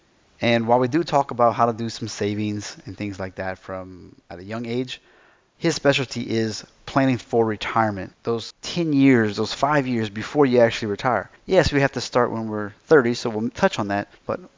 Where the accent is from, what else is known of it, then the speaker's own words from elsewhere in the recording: United States; now in Germany; I am American